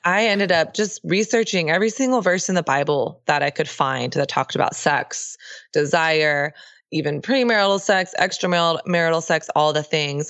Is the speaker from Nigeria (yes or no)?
no; Texas, United States; I grew up in the South. Uh, I grew up in Texas